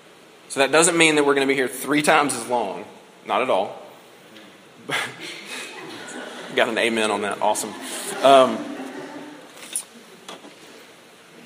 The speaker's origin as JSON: {"language": "English", "country": "United States", "said": "by virtue of the fact that we're American"}